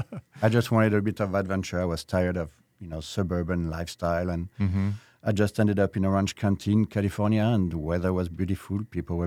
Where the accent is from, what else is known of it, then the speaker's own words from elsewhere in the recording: Versailles, Île-de-France, France; moved away as an adult; also born or lived in West Coast, United States; now in San Antonio, United States; I was born and raised in Versailles.